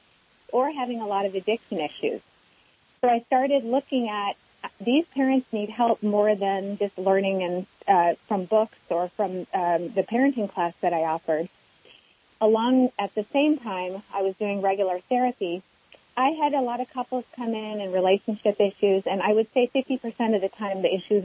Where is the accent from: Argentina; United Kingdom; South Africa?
South Africa; Johannesburg, Gauteng; moved away; I was born in Johannesburg before apartheid was abolished, so I experienced a lot of war trauma and immigration issues